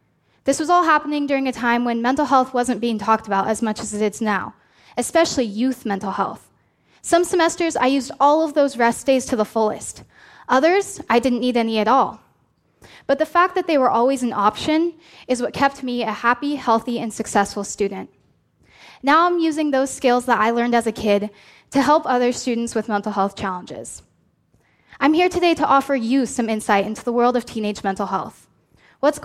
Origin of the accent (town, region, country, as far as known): Oregon, United States; born or raised there